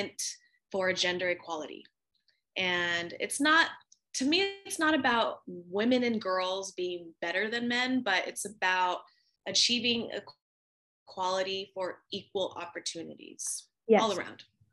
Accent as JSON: {"language": "English", "country": "United States", "tie": "born or raised there", "also_born_or_lived": "California", "said": "I am Filipino American. I'm first generation born in America"}